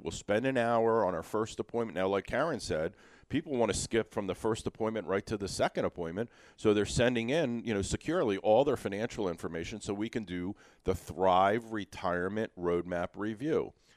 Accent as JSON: {"language": "English", "town": "Philadelphia", "region": "Pennsylvania", "country": "United States", "said": "I'm old school. I'm from Feltonville"}